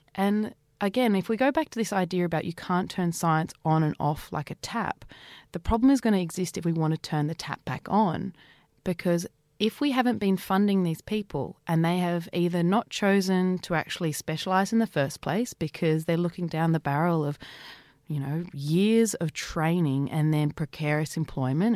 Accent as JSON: {"language": "English", "country": "Australia", "said": "we as Australian people"}